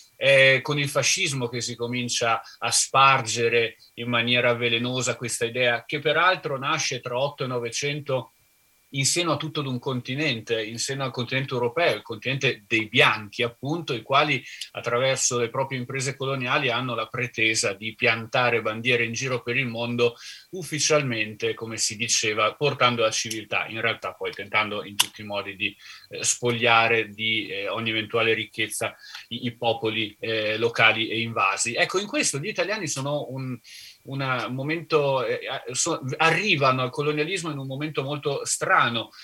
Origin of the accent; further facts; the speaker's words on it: Trentino-Alto Adige, Italy; a casa mia, sono trentino